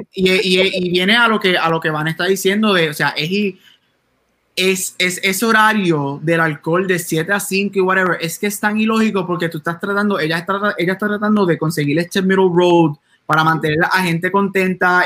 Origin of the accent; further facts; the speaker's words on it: Puerto Rico; en Puerto Rico nosotros somos boricuas